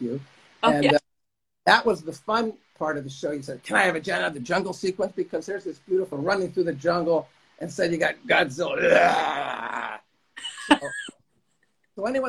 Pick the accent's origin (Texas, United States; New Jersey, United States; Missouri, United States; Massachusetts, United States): New Jersey, United States; moved away; I'm from New Jersey.